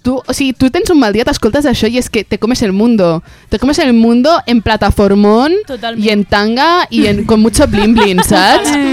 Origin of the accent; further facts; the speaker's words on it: Sant Celoni, Catalonia, Spain; és del meu poble, és de Sant Celoni